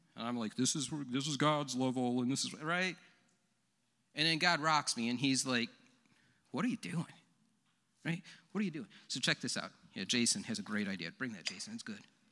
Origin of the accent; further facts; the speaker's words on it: Leroy, United States; I'm from Leroy